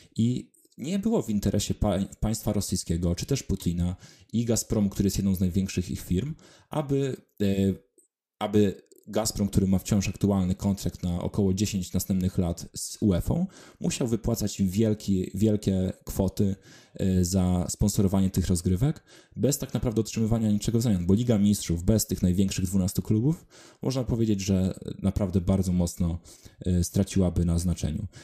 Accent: Wrocław, Lower Silesian Voivodeship, Poland; z mojego rodzinnego miasta Wrocławia

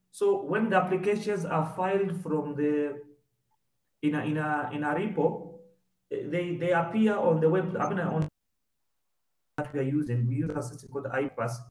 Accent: Kenya; uh, I'm a Kenyan examiner, uh, basically pharmaceutical patent examination.

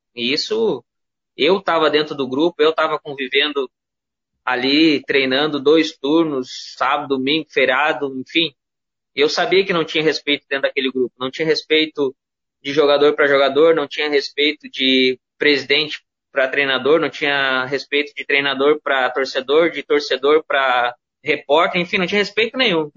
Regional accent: Parobé, Rio Grande do Sul, Brazil; eu sou de Parobé

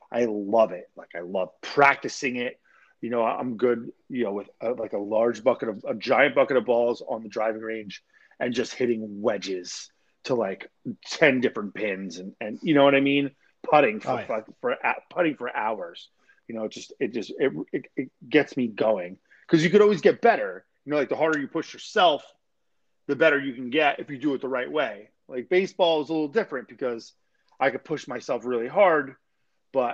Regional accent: Hamilton Square, New Jersey, United States; moved away as an adult; also born or lived in Princeton, New Jersey; now in Florida, United States; I was born in Princeton. I'm from Mercer County, Hamilton Square, Yardville area, like West Central New Jersey

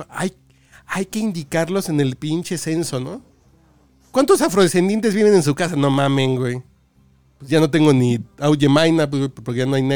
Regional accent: La Piedad, Michoacán, Mexico; No, sí, soy de Michoacán, güey. Soy de la piedad.

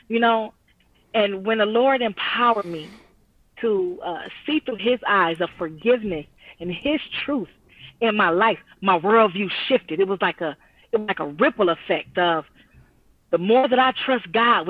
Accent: Detroit, Michigan, United States; now in Pontiac, United States; born and raised in Detroit, but living in Pontiac now

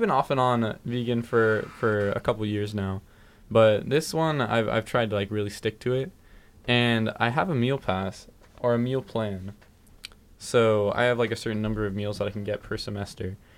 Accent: California, United States; I'm from California

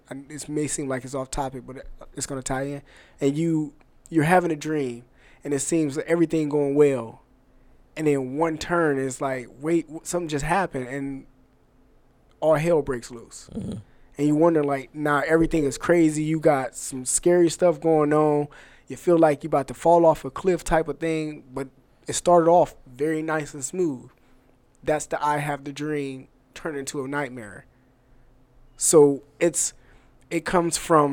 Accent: Atlanta, Georgia, United States; now in Cleveland, United States; I'm from Atlanta, and living in Atlanta, my elementary school was Martin Luther King Elementary School

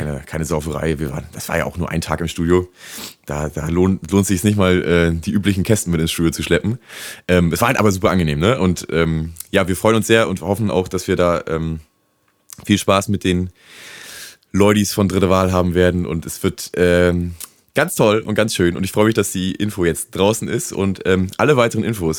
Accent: Rostock, Mecklenburg-Vorpommern, Germany; now in Cologne, Germany; bei uns zu Hause in Rostock

